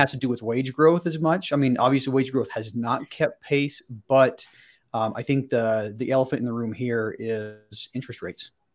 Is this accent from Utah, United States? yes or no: yes; Salt Lake City, Utah, United States; born and raised in, in the Salt Lake City area